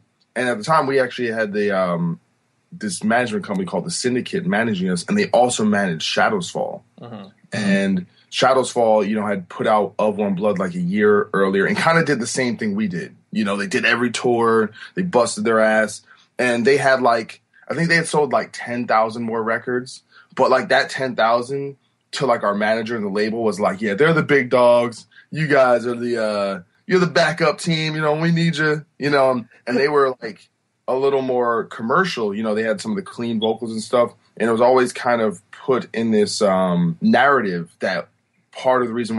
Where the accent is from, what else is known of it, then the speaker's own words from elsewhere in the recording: New Brunswick, New Jersey, United States; also born or lived in Rahway, New Jersey; Yeah, I was born in Rahway, New Jersey, but grew up in New Brunswick, New Jersey.